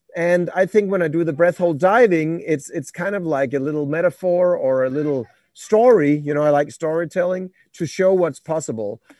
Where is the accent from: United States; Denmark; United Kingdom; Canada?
Denmark; I'm from Denmark, so a bit, bit cold in the, in the north